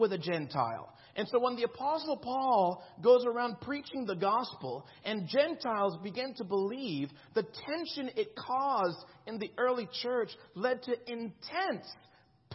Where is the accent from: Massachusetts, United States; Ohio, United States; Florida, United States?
Florida, United States; South; When I was growing up in Florida, I grew up in South Florida